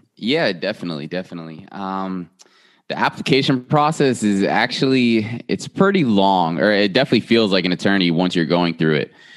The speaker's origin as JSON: {"language": "English", "region": "South Florida", "country": "United States", "tie": "born or raised there", "moved": "as an adult", "lives_now": "Memphis, United States", "said": "born and raised in South Florida"}